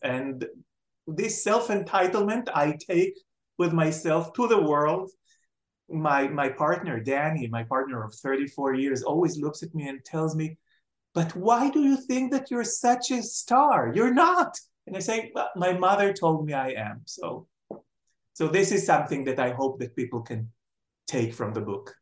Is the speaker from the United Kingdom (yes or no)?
no; Jerusalem, Jerusalem District, Israel; moved away as an adult; also born or lived in Tel Aviv; I was born in Jerusalem and brought up in Jerusalem. I lived in Jerusalem until I finished my um, degree in the Hebrew U. So when I was 25, I left to Tel Aviv